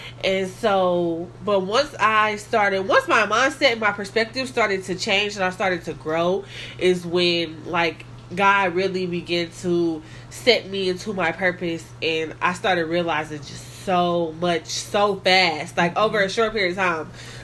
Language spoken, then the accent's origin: English; Kansas City, Kansas, United States; I am from Kansas City, Kansas